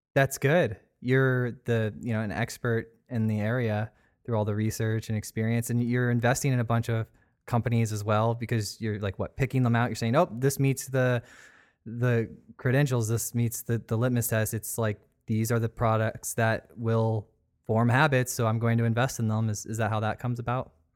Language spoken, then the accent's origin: English; Sarasota, Florida, United States; I was actually born here. Like, I'm a native.